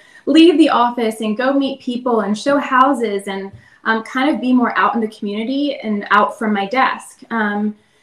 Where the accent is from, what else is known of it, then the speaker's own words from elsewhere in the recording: Lewes, Delaware, United States; moved away as an adult; also born or lived in Virginia; I'm originally from a small town in Delaware. It's called Lewis Beach. So I grew up there, and what brought me to Virginia was college